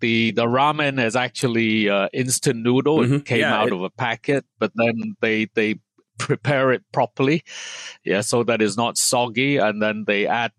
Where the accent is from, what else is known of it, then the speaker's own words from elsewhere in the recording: Hong Kong; Actually, Bebe, to your point, I grew up in Hong Kong.